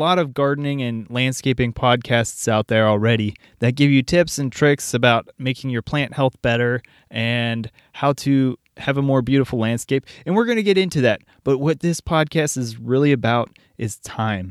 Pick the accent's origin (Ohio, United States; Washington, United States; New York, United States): Ohio, United States; Cincinnati; I'm from Cincinnati.